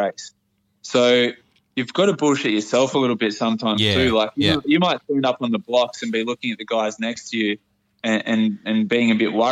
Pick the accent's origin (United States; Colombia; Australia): Australia; Port Macquarie, New South Wales